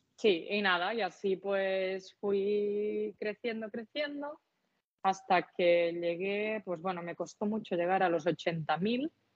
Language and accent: Spanish; Catalonia, Spain; accent: Catalan; con mi acento, con mi L catalana